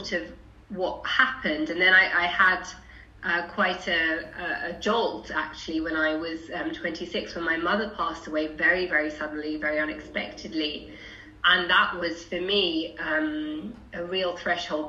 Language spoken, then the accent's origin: English; London, United Kingdom; I grew up in Haringey, went on to a right-on left-wing girl school in Haringey